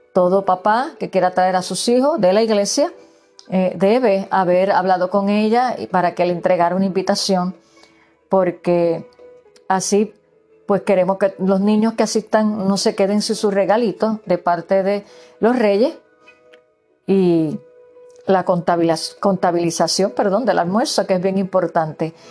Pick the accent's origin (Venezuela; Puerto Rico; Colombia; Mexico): Puerto Rico; moved away; yo que provengo de Puerto Rico, donde se celebran las navidades hasta febrero